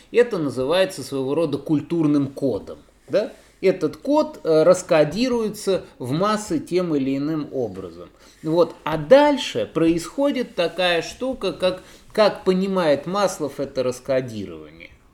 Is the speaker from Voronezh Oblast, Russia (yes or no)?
yes; Voronezh, Voronezh Oblast, Russia; как уроженцу в Воронеже